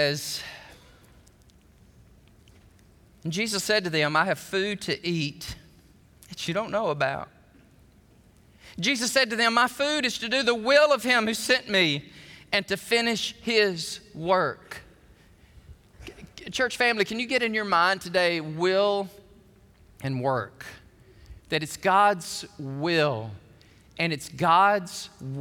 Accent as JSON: {"language": "English", "region": "Alabama", "country": "United States", "tie": "born or raised there", "said": "When I was a kid growing up in Alabama"}